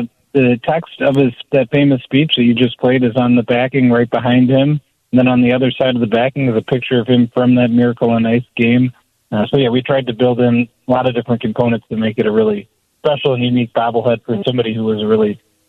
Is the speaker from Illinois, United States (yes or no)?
yes; Rockford, Illinois, United States; growing up in Rockford, Illinois, where me and the other co-founder are from.